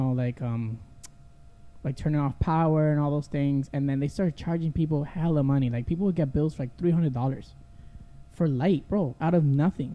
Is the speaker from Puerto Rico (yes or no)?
yes; Arecibo, Puerto Rico; moved away; I grew up in Arecibo